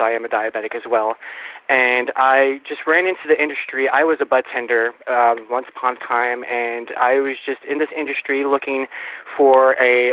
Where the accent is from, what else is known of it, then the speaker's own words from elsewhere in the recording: Arizona, United States; also born or lived in New York; I was born and raised in New York. I came over here when I was 5, so I guess you can call me an Arizonian